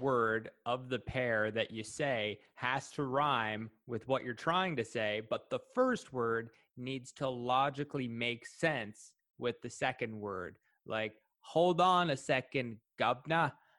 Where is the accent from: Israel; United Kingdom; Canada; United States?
Canada; Prince Edward Island; I grew up on Prince Edward Island.